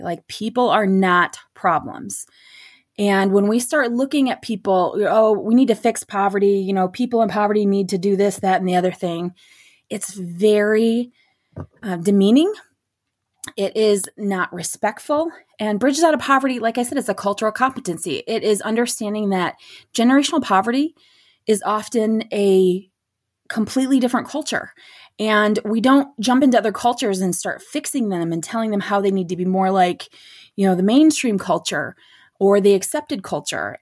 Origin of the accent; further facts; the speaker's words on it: Beaverton, Michigan, United States; also born or lived in Midland, Michigan; now in Gladwin, United States; I grew up in Beaverton, Beaverton, Michigan